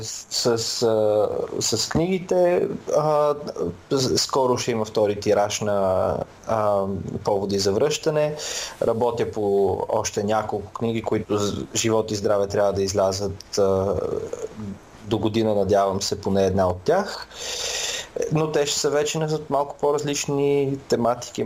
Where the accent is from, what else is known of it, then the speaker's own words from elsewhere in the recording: Samokov, Sofia Province, Bulgaria; moved away as an adult; now in England; Аз съм от Самоков